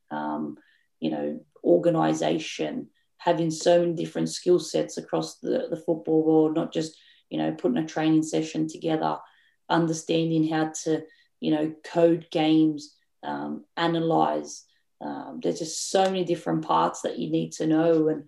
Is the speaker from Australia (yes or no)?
yes; Australia; we are as Australian coaches